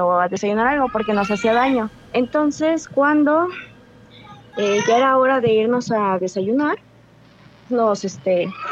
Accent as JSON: {"language": "Spanish", "town": "Cuernavaca", "region": "Morelos", "country": "Mexico", "said": "De Cuernavaca, Morelos"}